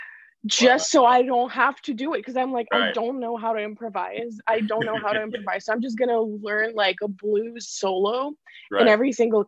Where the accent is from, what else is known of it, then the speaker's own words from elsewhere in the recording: Ukraine; moved away as an adult; also born or lived in Boston, United States; now in Los Angeles, United States; I'm originally from Ukraine. Like I was born in Ukraine, and then I moved to Boston to go to Berklee.